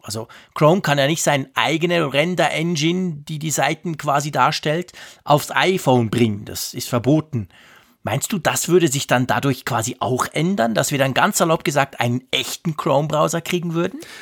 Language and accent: German; Switzerland; wir haben ja extrem viele Deutsche bei uns